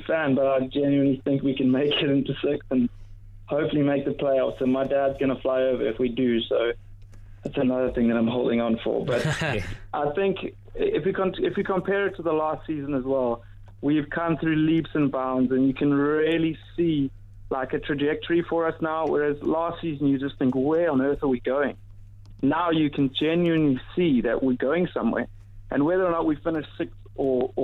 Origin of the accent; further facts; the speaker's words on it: South Africa; moved away as an adult; also born or lived in Guildford; now in London, United Kingdom; I was born in Guildford, raised in South Africa